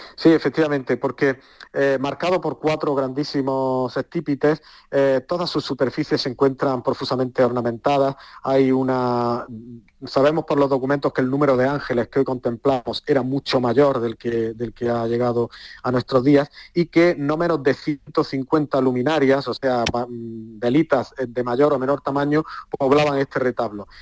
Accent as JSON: {"language": "Spanish", "town": "Granada", "region": "Andalusia", "country": "Spain", "said": "como granadino. Los granadinos sentimos a San Juan de Dios como algo propio"}